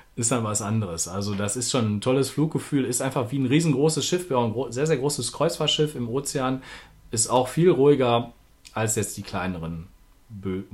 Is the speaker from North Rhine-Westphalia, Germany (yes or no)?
yes; Duisburg, North Rhine-Westphalia, Germany; moved away as an adult; now in Berlin, Germany; ich bin nämlich, bezeichne mich als Duisburger, der in Berlin wohnt, ähm, weil ich auch über 40 Jahre in unserer schönen Stadt gewohnt habe